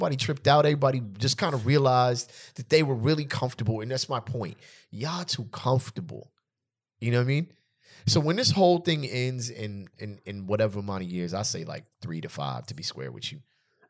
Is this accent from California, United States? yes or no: yes; California, United States; And just in general, I'm from California where there's a lot of space.